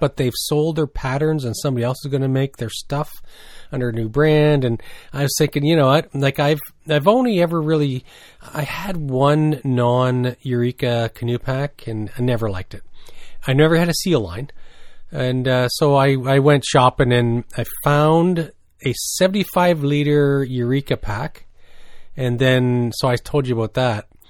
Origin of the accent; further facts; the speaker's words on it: New Brunswick, Canada; growing up in New Brunswick